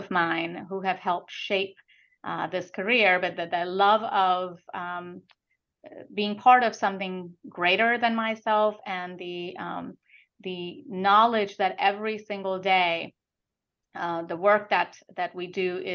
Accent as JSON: {"language": "English", "country": "India", "tie": "born or raised there", "also_born_or_lived": "Calcutta, India", "moved": "yes", "lives_now": "United States", "said": "I was born and brought up in India, in about second, third grade, we were in Calcutta"}